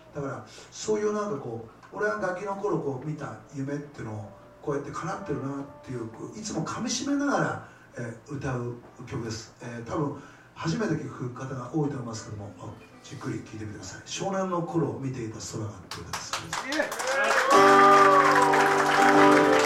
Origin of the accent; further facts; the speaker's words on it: Miyagi, Japan; 僕は宮城ですけど